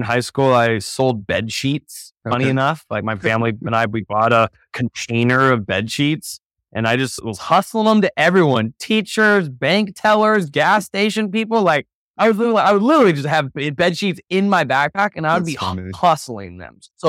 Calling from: Boulder, Colorado, United States; Checking in from Boulder, Colorado.

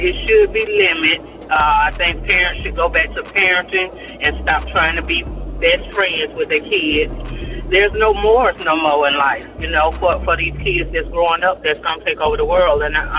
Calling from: Birmingham, Alabama, United States; And I'm calling from Birmingham, Alabama.

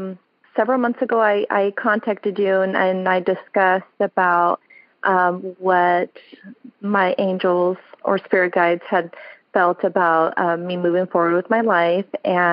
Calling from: Sacramento, California, United States; I'm calling from Sacramento, California.

